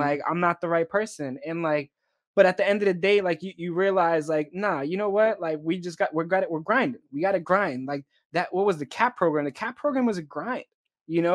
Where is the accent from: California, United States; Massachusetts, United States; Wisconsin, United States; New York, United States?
Massachusetts, United States; Boston; moved away as an adult; I'm a kid who, you know, grew up in the inner city